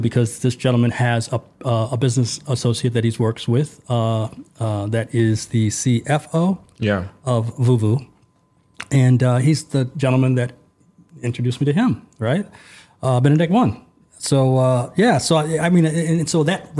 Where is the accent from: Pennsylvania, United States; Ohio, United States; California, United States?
California, United States; Los Angeles; now in Budapest, Hungary; I'm from Los Angeles, California, but I'm in Budapest, Hungary